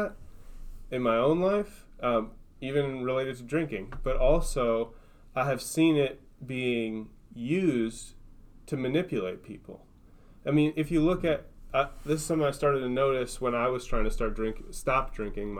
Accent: Minnesota, United States; I'm from Minnesota

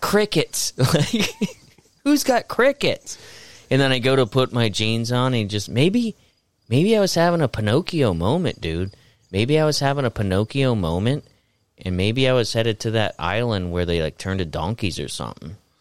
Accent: Florida, United States; growing up in Florida, my mom had sun cancer under her arm

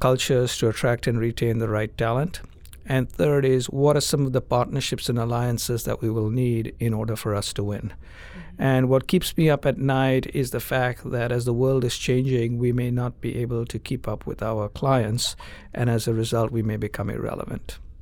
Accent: India; moved away; I grew up in India

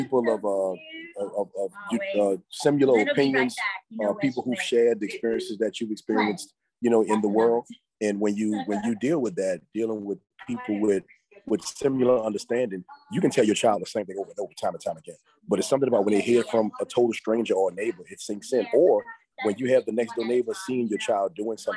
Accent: New Orleans, Louisiana, United States; moved away as an adult; now in Slidell, United States

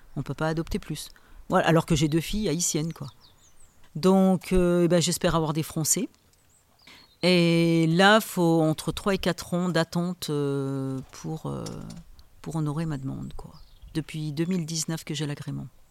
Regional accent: Saint-Éloi, France; je suis originaire de Saint-Éloi. Voilà, je suis née à Saint-Éloi. On est six enfants

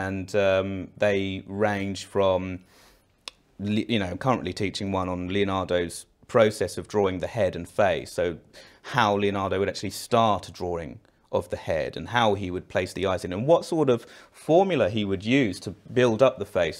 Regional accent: Eltham, London, United Kingdom; I'm from Elton, but I went to sixth form.

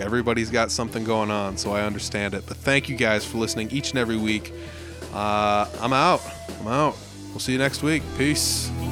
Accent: Humboldt, Iowa, United States; also born or lived in Fort Dodge, Iowa; my hometown of Humboldt, Iowa

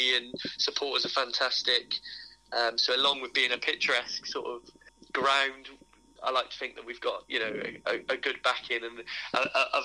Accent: Ilfracombe, South West England, United Kingdom; I was born and bred in Ilfracombe as well

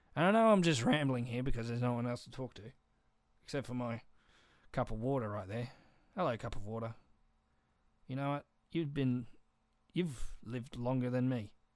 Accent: Australia; I'm Australian.

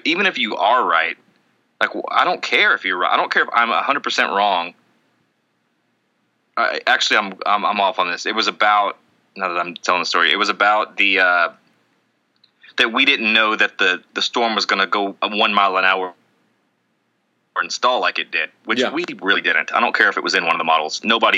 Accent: Tennessee, United States; I'm from Tennessee.

